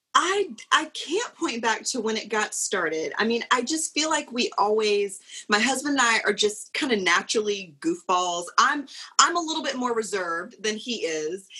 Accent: South Carolina, United States; moved away as an adult; also born or lived in Pooler, Georgia; we're both originally from South Carolina

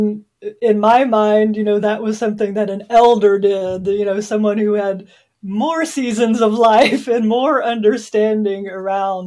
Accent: Southwest Missouri, United States; also born or lived in Oklahoma; And I was born in Oklahoma, and I was raised mostly in Southwest Missouri.

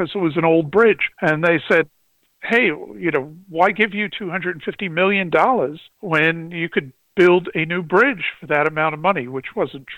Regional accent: New York City, New York, United States; I grew up in Brooklyn

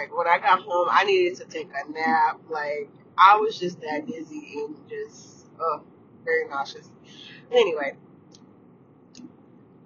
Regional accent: Atlanta, Georgia, United States; moved away; I am from Atlanta, Georgia, born and raised.

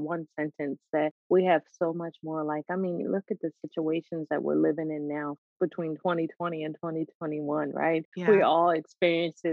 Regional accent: the North, United States; moved away as an adult; now in the South, United States; I grew up in the North

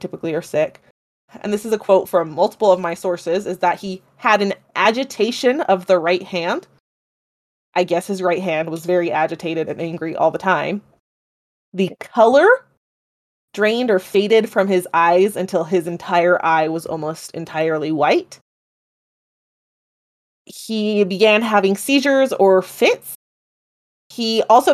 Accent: United States; I'm American

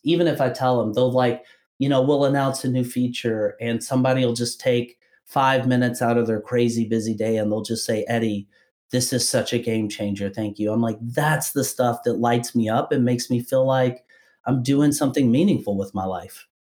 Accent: Kentucky, United States; I'm from Kentucky originally

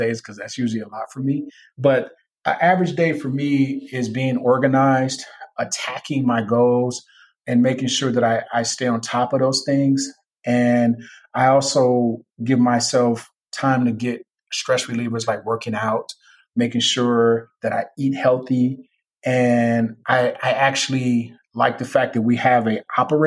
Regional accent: Chicago, Illinois, United States; me being a Chicagoan

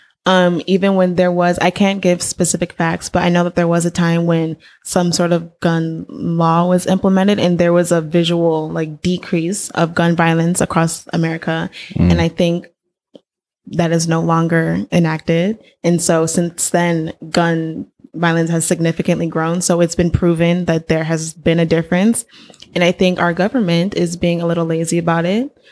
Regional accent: Inglewood, California, United States; moved away as an adult; now in San Francisco, United States; I am born and raised in Los Angeles, Inglewood, California

